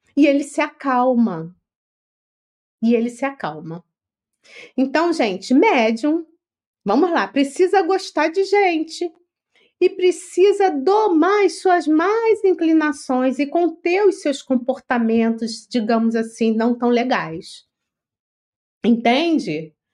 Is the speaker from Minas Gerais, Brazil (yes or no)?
no; Rio de Janeiro, Brazil; moved away as an adult; now in São Paulo, Brazil; eu não sou paulista, eu sou carioca, eu estou aqui no, em São Paulo, acho que são cinco anos, cinco ou seis